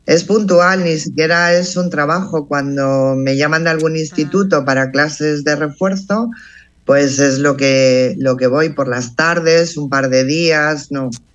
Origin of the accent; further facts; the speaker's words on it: Plasencia, Extremadura, Spain; nací en un pueblo en Plasencia, la provincia de Cáceres, en Extremadura